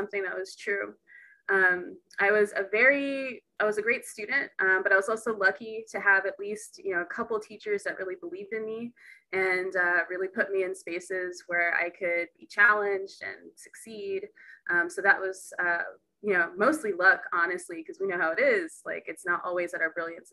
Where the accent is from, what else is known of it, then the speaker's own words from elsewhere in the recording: Texas, United States; now in Seattle, United States; I'm originally from Texas